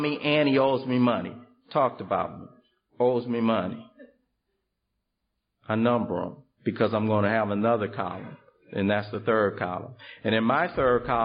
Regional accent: Los Angeles, California, United States; I come from South Central Los Angeles

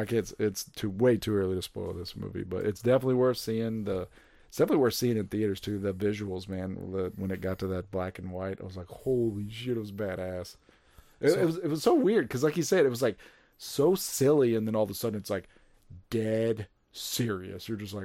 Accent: United States; I'm from America. We don't do that metric shit.

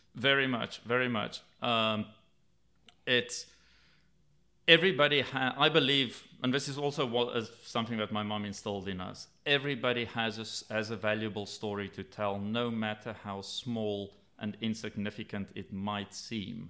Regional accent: South Africa; I grew up in South Africa

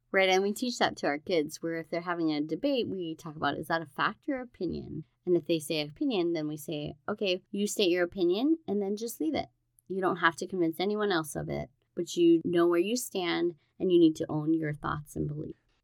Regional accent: Hawaii, United States; Growing up in Hawaii

